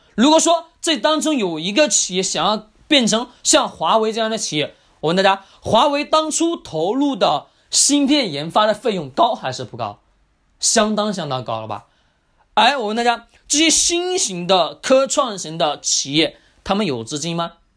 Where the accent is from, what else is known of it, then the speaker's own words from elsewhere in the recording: China; 我们中国人